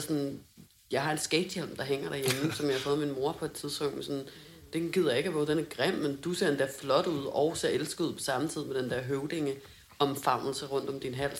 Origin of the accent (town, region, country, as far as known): Hundested, Capital Region of Denmark, Denmark; born or raised there